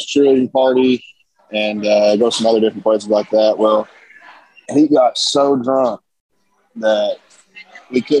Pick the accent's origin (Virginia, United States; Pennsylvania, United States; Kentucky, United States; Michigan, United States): Kentucky, United States; Paintsville; I'm from Paintsville.